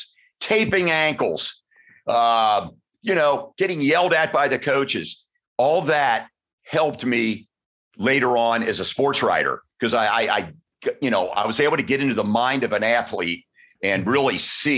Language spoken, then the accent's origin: English; Cincinnati, Ohio, United States; I grew up at the corner of West 8th and Rosemont in the St. William Parish. And that's, you know, when you're from Cincinnati